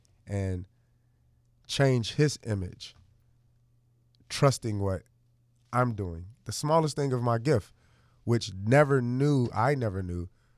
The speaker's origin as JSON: {"language": "English", "town": "Chicago", "region": "Illinois", "country": "United States", "said": "I'm 25 from Chicago."}